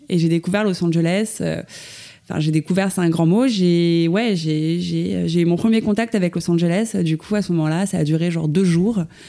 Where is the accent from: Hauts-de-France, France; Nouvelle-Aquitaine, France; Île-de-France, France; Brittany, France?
Île-de-France, France; Suresnes; je suis née à Paris, enfin plus précisément à Suresnes, dans le 92, à l'hôpital Foch